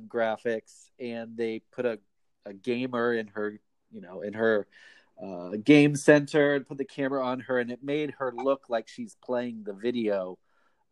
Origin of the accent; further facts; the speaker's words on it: Ohio, United States; now in Japan; I'm from the United States, from the state of Ohio